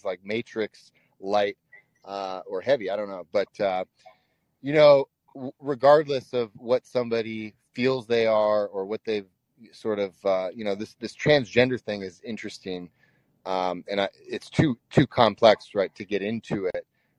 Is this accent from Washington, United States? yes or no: yes; Washington, United States; moved away as an adult; now in Texas, United States; I'm a refugee from Washington State. Moved down to Texas to escape the policies that were going on there.